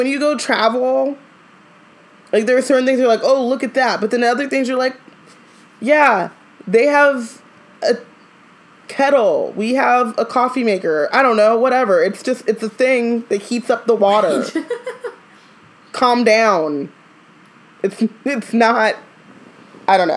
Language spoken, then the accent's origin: English; Orange County, California, United States; I grew up in Orange County.